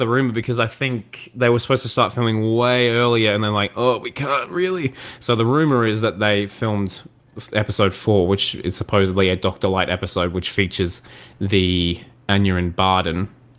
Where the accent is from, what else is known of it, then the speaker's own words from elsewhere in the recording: Australia; Bloody. I'm Australian, mate. Yeah. It's what I bloody do.